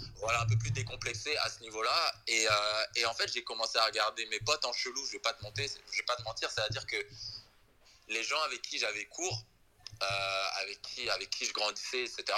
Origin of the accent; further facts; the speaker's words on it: Creuse, Nouvelle-Aquitaine, France; accent: French; moved away as an adult; also born or lived in Essonne / United States; now in Benin; je suis né dans le 91, mais j'ai grandi en Creuse.